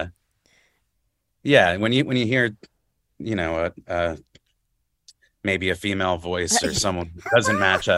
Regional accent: New Jersey, United States; I'm from North Jersey, so sitting in traffic and stuff after school mostly

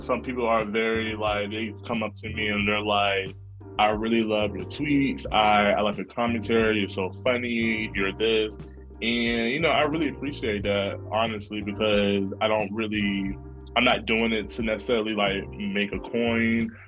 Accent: Norfolk, Virginia, United States; moved away as an adult; now in New York, United States; I love being from Norfolk. I love growing up there

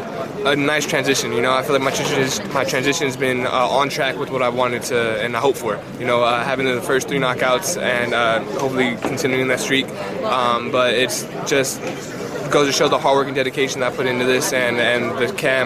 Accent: California, United States; I'm from California.

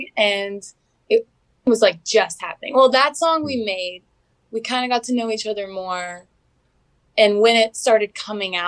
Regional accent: Mississippi, United States; I'm from Mississippi

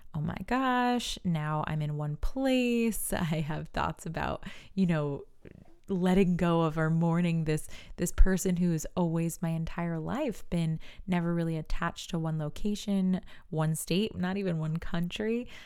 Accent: New York, United States; I'm from New York, and we say you guys.

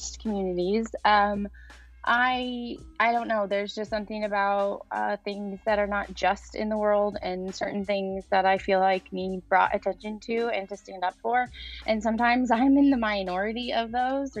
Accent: Lafayette, Indiana, United States; I'm from Lafayette in Indiana.

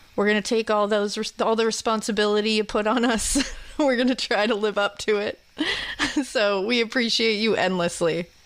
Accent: Massachusetts, United States; I'm from Massachusetts

